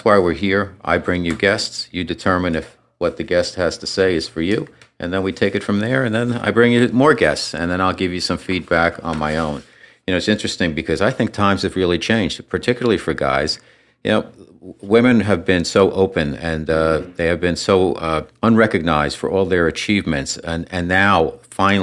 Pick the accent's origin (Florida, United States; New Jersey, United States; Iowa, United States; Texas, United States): New Jersey, United States; moved away as an adult; now in New York, United States; I'm from New Jersey, North Jersey originally